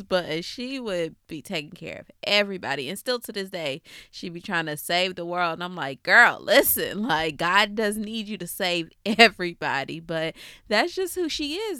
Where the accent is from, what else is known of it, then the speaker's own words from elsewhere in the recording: Cobb County, Georgia, United States; I'm from Cobb County, so that's all I knew